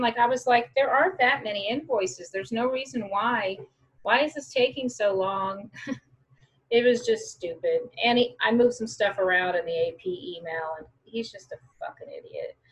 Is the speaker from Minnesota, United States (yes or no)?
no; Wichita, Kansas, United States; now in Denver, United States; I'm from Wichita, Kansas.